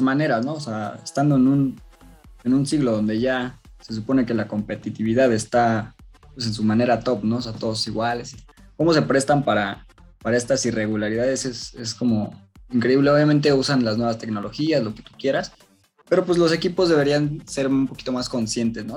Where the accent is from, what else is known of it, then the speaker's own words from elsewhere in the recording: Mexico; nosotros como mexicanos